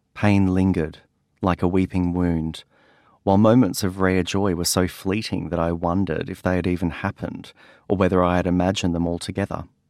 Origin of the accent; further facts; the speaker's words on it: Yeppoon, Queensland, Australia; Growing up in Yipoon